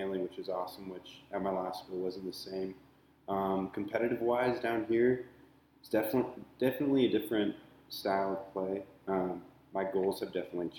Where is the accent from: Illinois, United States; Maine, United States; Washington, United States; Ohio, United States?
Washington, United States; Seattle; moved away as an adult; also born or lived in Portland, Oregon; now in Orange County, United States; I'm originally from the Seattle area